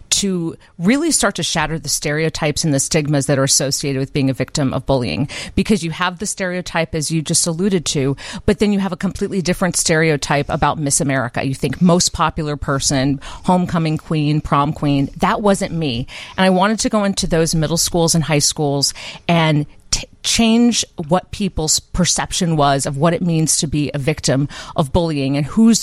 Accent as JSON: {"language": "English", "town": "Urbana", "region": "Illinois", "country": "United States", "tie": "born or raised there", "said": "I'm from Champaign-Urbana. I was born and raised, and I should specify Urbana"}